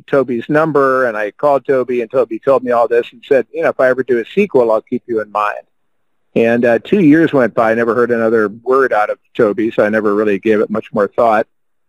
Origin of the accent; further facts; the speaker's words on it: Illinois, United States; I come from the Midwest